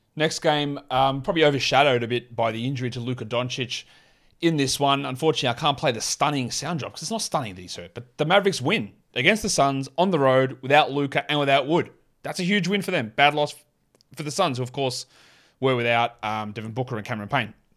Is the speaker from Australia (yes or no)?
yes; Australia; accent: Australian; my Australian accent